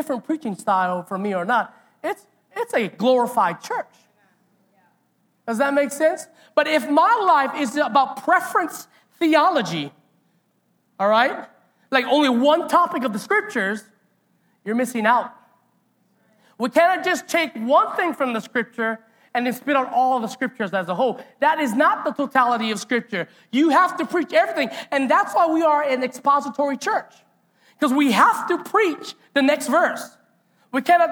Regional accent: Hilo, Hawaii, United States; growing up in Hilo

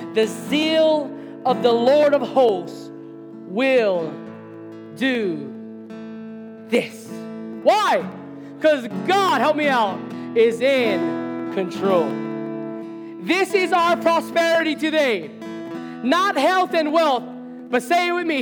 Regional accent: Hilo, Hawaii, United States; moved away as an adult; Hilo's my hometown. This is where I grew up

